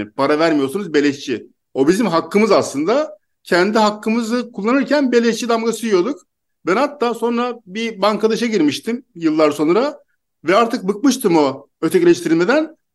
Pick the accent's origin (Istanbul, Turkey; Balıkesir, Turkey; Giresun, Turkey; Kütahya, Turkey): Istanbul, Turkey; now in Mersin, Turkey; Ben İstanbul'da doğdum, büyüdüm. Şimdi Mersin'deyim ama İstanbul'da yaşıyordum.